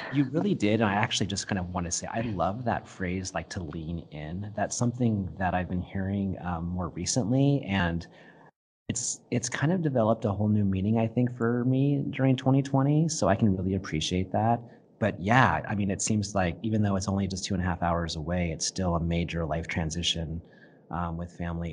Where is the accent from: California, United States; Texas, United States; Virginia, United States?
California, United States; Santa Barbara; I grew up in Santa Barbara. I went to school, um, at Peabody School in the eighties and then Santa Barbara Junior High and Santa Barbara High School